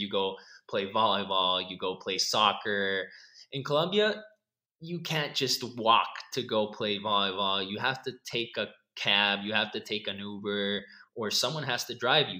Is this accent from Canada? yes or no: no; Costa Rica; I was born here in Costa Rica, so I have lived my whole life here